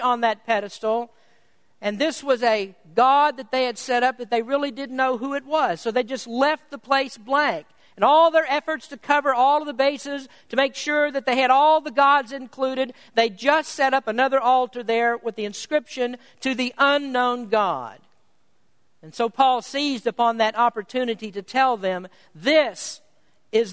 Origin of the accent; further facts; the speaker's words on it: United States; I was prouder to be an American